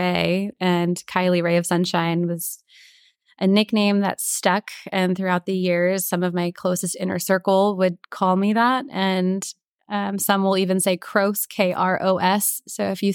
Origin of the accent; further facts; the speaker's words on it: Lancaster, Pennsylvania, United States; moved away as an adult; also born or lived in Orlando, Florida / Philadelphia, Pennsylvania / St. Thomas, U.S. Virgin Islands / Northern Virginia; now in Grand Cayman; I'm from Lancaster, Pennsylvania, and left right after high school